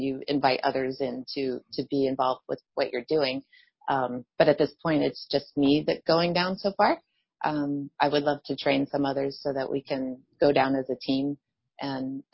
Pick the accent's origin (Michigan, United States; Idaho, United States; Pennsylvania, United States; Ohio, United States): Pennsylvania, United States; Allentown; my hometown in Allentown, Pennsylvania